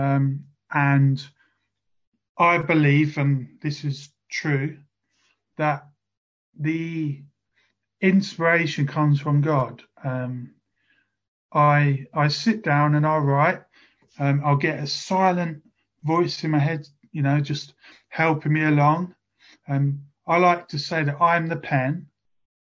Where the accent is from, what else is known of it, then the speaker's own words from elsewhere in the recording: Bromsgrove, West Midlands, United Kingdom; also born or lived in South of England; now in Chatham, United Kingdom; I was born in Bromsgrove, and I moved down south to live with my dad